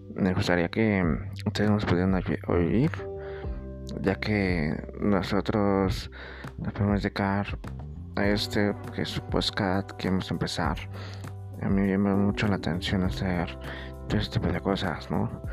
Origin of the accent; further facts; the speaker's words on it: Tultitlán, State of Mexico, Mexico; soy de Tutitlán, Estado de México